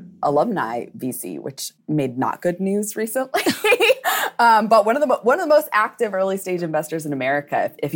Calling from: New Hampshire, United States; I am calling in from New Hampshire.

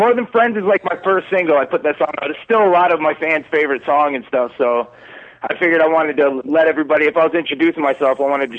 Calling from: Windsor, Ontario, Canada; I'm calling from Windsor, Ontario, right across from Detroit City, border city with Detroit.

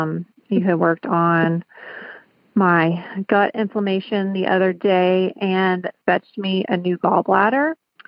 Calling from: Augusta, Georgia, United States; I'm calling from Augusta, Georgia.

